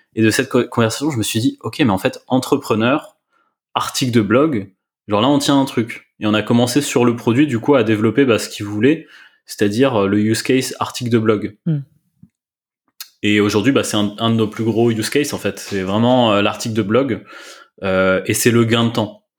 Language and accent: French; France; on est, on est français.